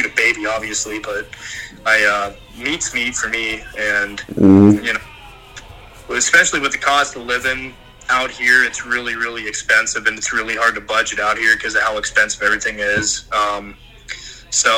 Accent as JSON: {"language": "English", "region": "Ohio", "country": "United States", "moved": "as an adult", "lives_now": "Montana, United States", "said": "we come from Ohio"}